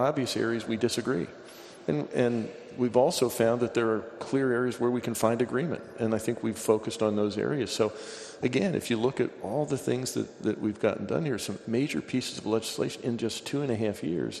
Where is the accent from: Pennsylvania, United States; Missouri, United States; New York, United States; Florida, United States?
Pennsylvania, United States; I grew up in Pennsylvania.